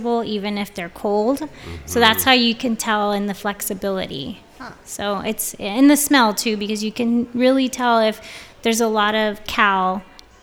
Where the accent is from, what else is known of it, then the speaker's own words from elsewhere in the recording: Bonita, California, United States; I grew up in Bonita in South Bay